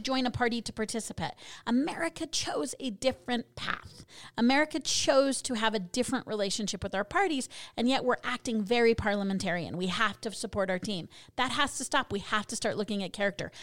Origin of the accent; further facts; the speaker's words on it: Colorado, United States; moved away; I'm from originally from Colorado